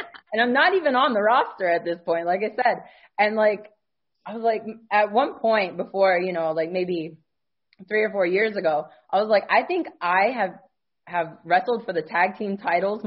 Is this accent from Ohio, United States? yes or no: yes; Ohio, United States; we're all from Ohio